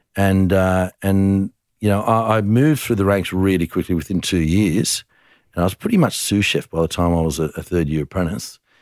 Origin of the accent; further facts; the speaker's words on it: Tamworth, New South Wales, Australia; moved away; I was born in Tamworth